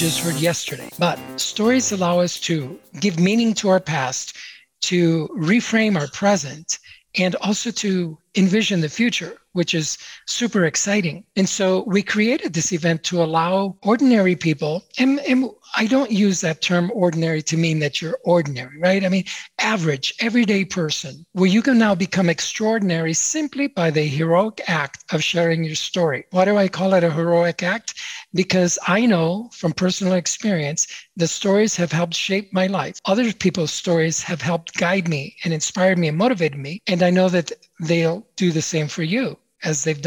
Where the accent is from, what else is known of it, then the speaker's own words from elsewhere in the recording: Chicago, Illinois, United States; the city that I grew up in, Chicago, Illinois